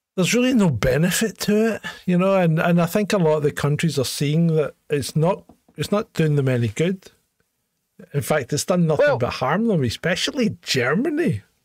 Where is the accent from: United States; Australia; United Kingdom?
United Kingdom; Scotland; also born or lived in Hong Kong; they put me back into the Scottish school system where I would have been if I hadn't been away